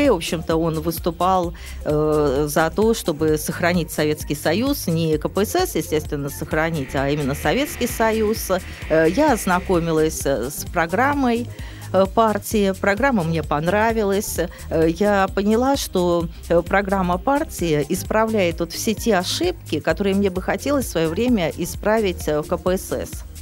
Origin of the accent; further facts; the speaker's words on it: Kronstadt, Saint Petersburg, Russia; Я из Кронштадта